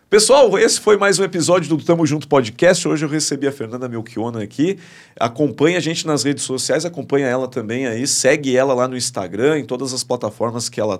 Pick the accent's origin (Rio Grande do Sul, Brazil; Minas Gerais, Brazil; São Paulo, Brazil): Rio Grande do Sul, Brazil; coloca a bairrista aqui que eu sou gaúcho, sou bagual, sou bairrista, quero tomar bairrista